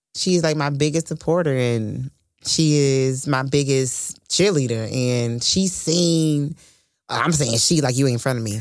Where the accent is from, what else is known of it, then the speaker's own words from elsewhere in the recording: Fort Worth, Texas, United States; from Fort Worth, Texas